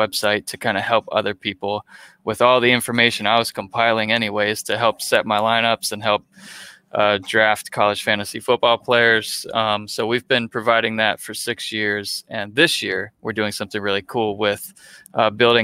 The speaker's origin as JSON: {"language": "English", "town": "Gainesville", "region": "Florida", "country": "United States", "said": "I was from Gainesville"}